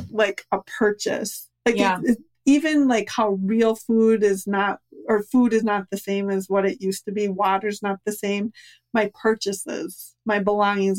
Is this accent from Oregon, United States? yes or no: no; Minnesota, United States; we're from Minnesota